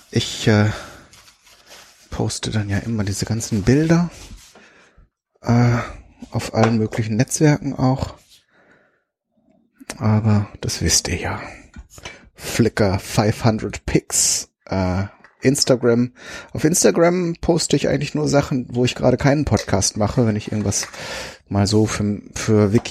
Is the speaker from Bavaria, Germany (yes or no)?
no; North Rhine-Westphalia, Germany; Ich komme ja ursprünglich aus Ostwestfalen. Und da ist man dann so ganz pragmatisch, ne?